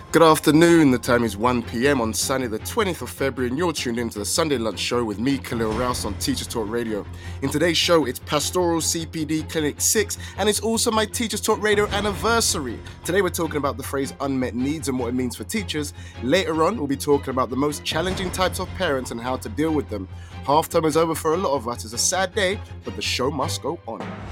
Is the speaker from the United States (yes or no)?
no; United Kingdom; accent: British; actual British accent